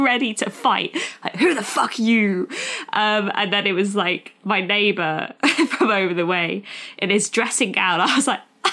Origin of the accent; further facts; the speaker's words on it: United Kingdom; I'm too British and polite.